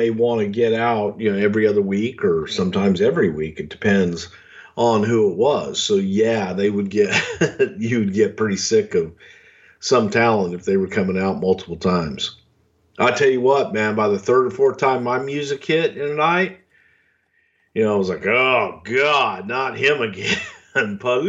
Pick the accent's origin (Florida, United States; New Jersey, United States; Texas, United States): Texas, United States; Houston; Houston, WrestleMania 17. That was my hometown.